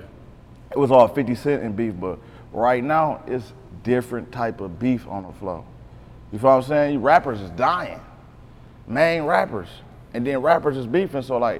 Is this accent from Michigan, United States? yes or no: yes; Beecher, Michigan, United States; also born or lived in Decatur, Mississippi / Flint, Michigan; I'm a Beecher baby